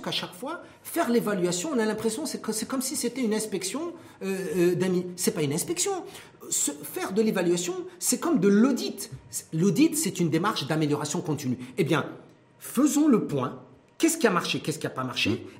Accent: Morocco; chez nous au Maroc

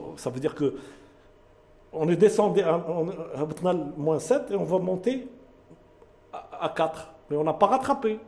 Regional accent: Morocco; Nous sommes des Marocains, nous pensons au Maroc.

